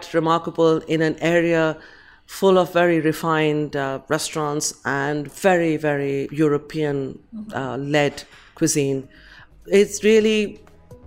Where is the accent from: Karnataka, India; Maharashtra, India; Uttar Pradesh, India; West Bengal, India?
West Bengal, India; Kolkata; now in London, United Kingdom; I'm from India